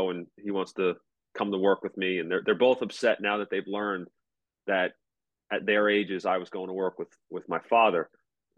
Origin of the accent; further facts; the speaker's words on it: United States; also born or lived in Kent Island, Maryland; now in Baltimore County, United States; I grew up in Suffolk County